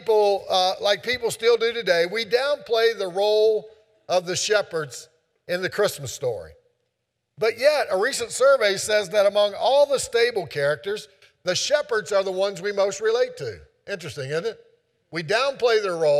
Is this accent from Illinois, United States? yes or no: no; Keezletown, Virginia, United States; I was growing up in Keezeltown